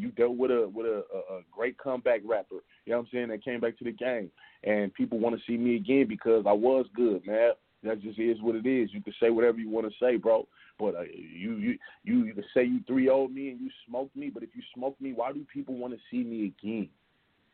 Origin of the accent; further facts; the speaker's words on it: Los Angeles, California, United States; I'm from South Central